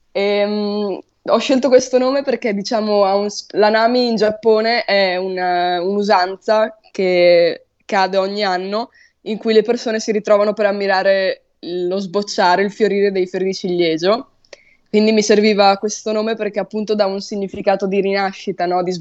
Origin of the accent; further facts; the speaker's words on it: Poggio Renatico, Emilia-Romagna, Italy; io non sono proprio di Ferrara, io sono di un paesino vicino che si chiama Poggio Renatico, quindi sono nel mio paesino qui.